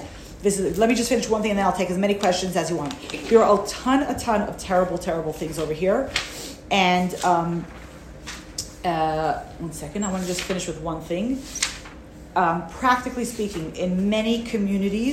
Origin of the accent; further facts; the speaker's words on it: United States; I'm American